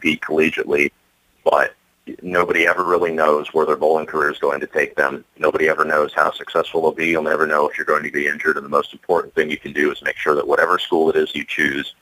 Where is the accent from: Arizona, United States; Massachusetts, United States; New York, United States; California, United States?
Arizona, United States; Phoenix; I was born and raised in Phoenix